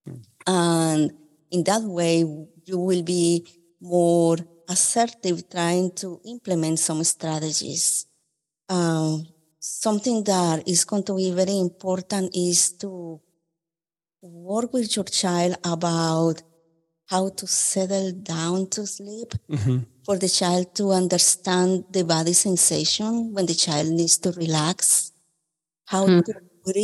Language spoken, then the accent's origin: English; Colombia; now in Memphis, United States; I am from Colombia.